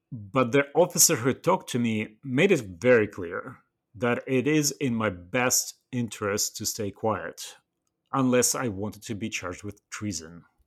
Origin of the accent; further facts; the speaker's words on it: Western Siberia, Russia; English is a second language; moved away as an adult; I was born and raised in the Western Siberia, at the far north